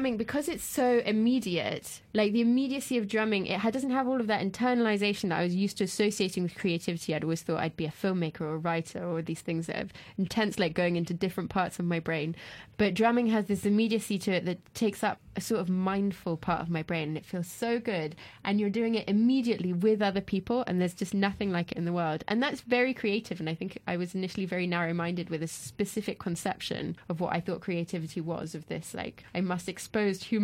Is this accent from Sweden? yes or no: no; France; moved away; I grew up in France